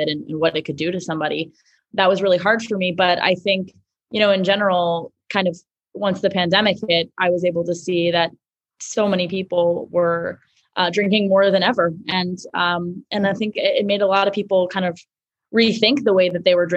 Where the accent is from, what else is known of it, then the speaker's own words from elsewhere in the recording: New York City, New York, United States; I grew up in Manhattan